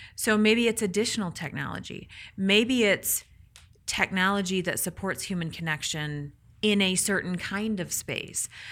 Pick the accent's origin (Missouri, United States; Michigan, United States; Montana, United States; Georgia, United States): Michigan, United States; I'm from Michigan.